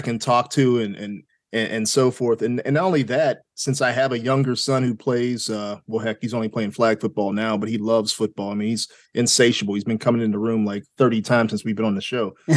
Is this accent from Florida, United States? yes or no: no; Pittsburgh, Pennsylvania, United States; now in Richmond, United States; I was born in Pittsburgh.